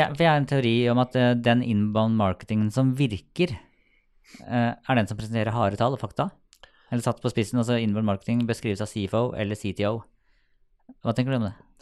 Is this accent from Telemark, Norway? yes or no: no; Sarpsborg, Østfold, Norway; jeg er fra Sarpsborg